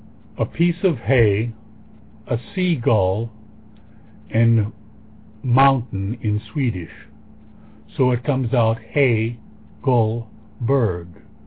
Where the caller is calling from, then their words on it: Sonoma, California, United States; Sonoma, California.